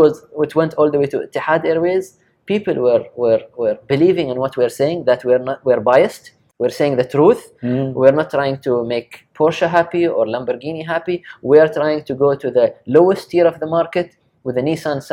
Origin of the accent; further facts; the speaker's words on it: Sharjah, United Arab Emirates; also born or lived in Japan; Sharjah is my place. I'm from Sharjah